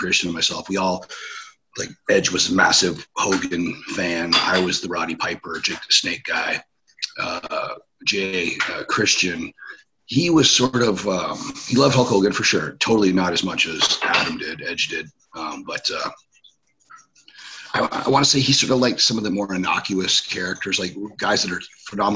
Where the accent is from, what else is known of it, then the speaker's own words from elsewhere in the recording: Ontario, Canada; in my hometown, at the little hockey arena